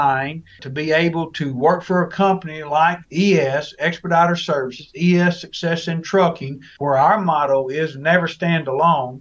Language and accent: English; Arkansas, United States; also born or lived in Germany; I grew up in the great state of Arkansas